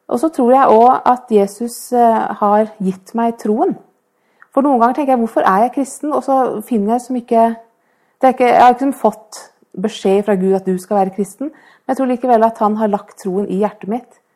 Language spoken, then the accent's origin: Norwegian; Oslo, Norway; now in Fredrikstad, Norway